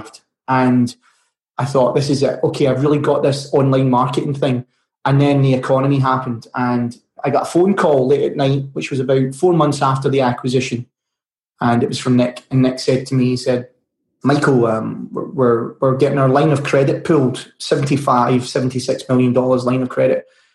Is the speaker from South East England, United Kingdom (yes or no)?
no; Glasgow, Scotland, United Kingdom; From Bonnie, Scotland in Glasgow